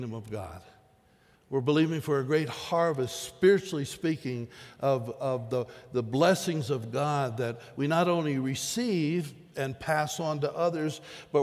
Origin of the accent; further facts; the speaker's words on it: the East, United States; moved away; memories from my childhood of growing up in the East